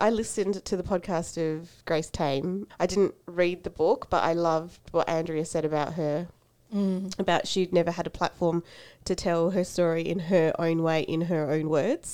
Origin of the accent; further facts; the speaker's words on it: Australia; also born or lived in Fiji; being Fijian Indian and came to Australia when I was four